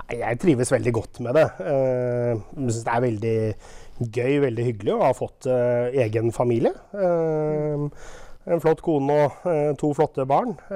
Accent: Våler, Østfold, Norway; also born or lived in Sarpsborg / Rygge / Moss / Oslo; now in Jeløya, Norway; født i Sarpsborg, eh, oppvokst i Våler

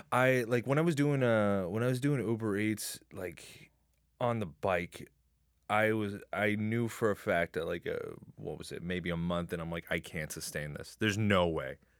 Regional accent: Chatham, Ontario, Canada; also born or lived in Windsor; I'm originally from Chatham

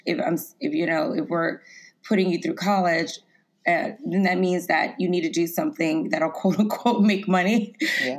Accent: Lafayette, Louisiana, United States; I grew up in Lafayette, Louisiana

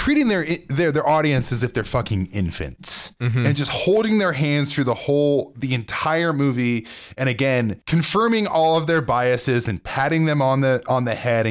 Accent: Provo, Utah, United States; I grew up in Provo

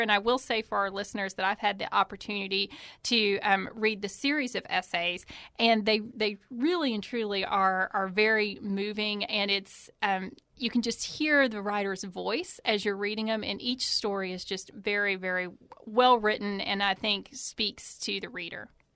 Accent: Eastern Kentucky, United States; I'm originally from Eastern Kentucky

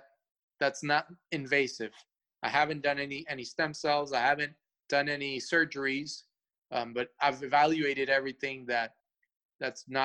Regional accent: Atlanta, Georgia, United States; English is a second language; moved away as an adult; also born or lived in Cuba; now in Los Angeles, United States; I'm originally from Atlanta, been all my life in Atlanta

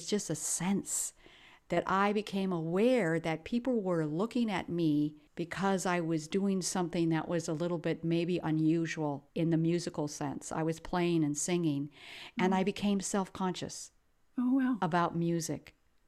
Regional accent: Ethiopia; I was raised in Ethiopia, which is East Africa, and my parents and my grandparents were missionaries.

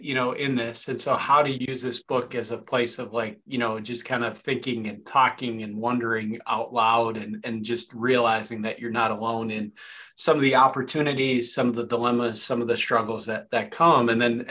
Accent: Canada; there was a little bit of jealousness as a Canadian as you read some of this, right?

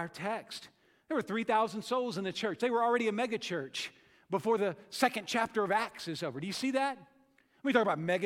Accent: United States; as American thinkers

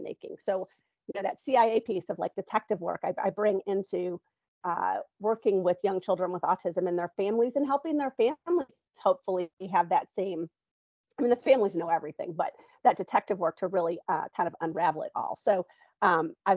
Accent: Michigan, United States; moved away as an adult; now in Nashville, United States; I'm from Michigan

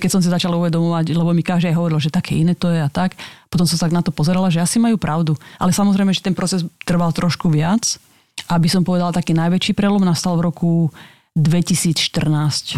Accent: Slovakia; now in Bratislava, Slovakia; to je malinká dedinka, odkiaľ som

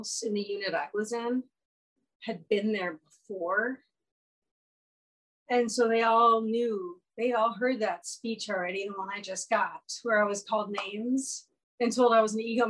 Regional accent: Minnesota, United States; moved away as an adult; also born or lived in San Francisco; I came home to Minnesota

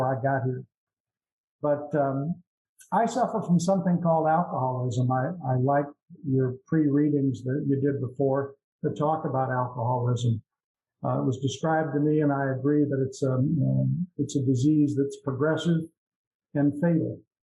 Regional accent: Iowa, United States; also born or lived in Florida / Des Moines, Iowa; I'm from Midwest United States, Iowa. I'm in Florida now. I'm in Florida half time and in Iowa half time

